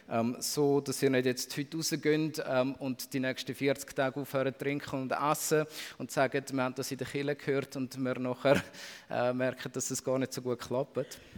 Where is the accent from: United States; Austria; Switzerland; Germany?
Switzerland; Als Schweizer ähm, ist uns das, glaube ich, nicht im Unterbewusstsein und nicht im Bewusstsein.